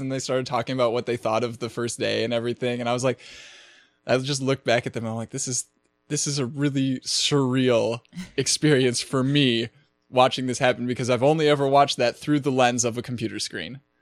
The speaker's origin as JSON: {"language": "English", "town": "Minneapolis", "region": "Minnesota", "country": "United States", "tie": "born or raised there", "said": "that's my hometown"}